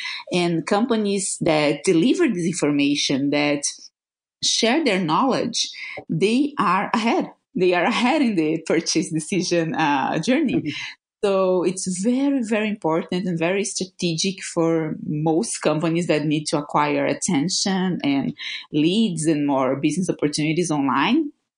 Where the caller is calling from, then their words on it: Florianópolis, Santa Catarina, Brazil; Well, I'm calling from Contentools house. It's we are in Floripa, Brazil. It's a small island on South Brazil, surrounded by more than 40 beaches, and it's a beautiful place.